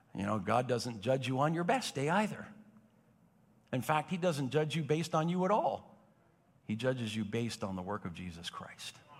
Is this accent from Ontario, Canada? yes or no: yes; Napanee, Ontario, Canada; born or raised there; now in Belleville, Canada